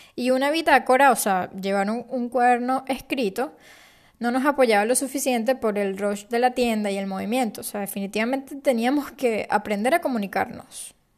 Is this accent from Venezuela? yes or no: yes; Venezuela; moved away as an adult; also born or lived in Panama City, Panama; Yo nací en Venezuela, y a los 24 años me mudé a la ciudad de Panamá.